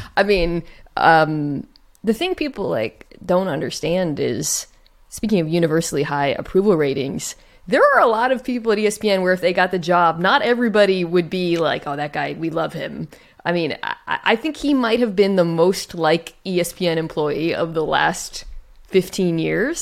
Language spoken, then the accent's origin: English; Gilbert, Arizona, United States; moved away; also born or lived in Phoenix; I'm from Gilbert, which is like a small town in the s, Southeast Valley